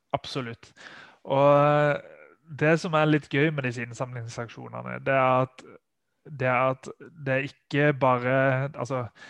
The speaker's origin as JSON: {"language": "Norwegian", "region": "Sørlandet", "country": "Norway", "said": "der jeg kommer fra, fra Sørlandet"}